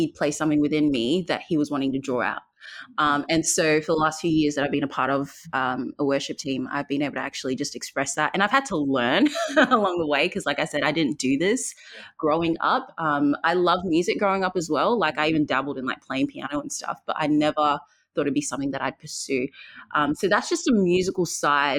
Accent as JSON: {"language": "English", "town": "Perth", "region": "Western Australia", "country": "Australia", "tie": "born or raised there", "also_born_or_lived": "Zambia", "said": "born in Zambia. I moved to Perth when I was 9 years old. I've lived here since"}